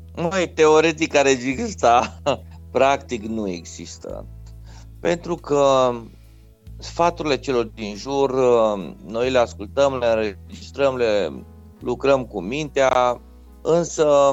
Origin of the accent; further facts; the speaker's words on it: Reșița, Caraș-Severin County, Romania; Fiind născut și crescut în Reșița, un oraș din Banat, cu influență puternic germană